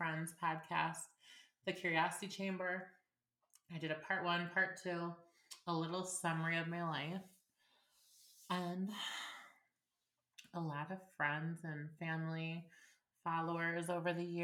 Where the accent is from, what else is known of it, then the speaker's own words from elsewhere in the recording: Illinois, United States; moved away as an adult; I actually moved away from my hometown of Illinois, and I've been gone about a month.